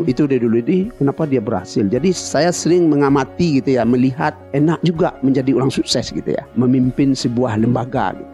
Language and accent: Indonesian; Batipuh Baru, West Sumatra, Indonesia; moved away as an adult; also born or lived in Padang Panjang / Padang; saya ini kan orang kampung sana. Ya, saya eh. itu kampung kecil saya itu di Patipuh Baru namanya